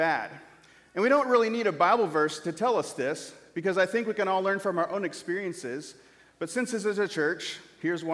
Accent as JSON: {"language": "English", "town": "Corning", "region": "Iowa", "country": "United States", "tie": "born or raised there", "moved": "yes", "said": "my hometown in Corning, Iowa"}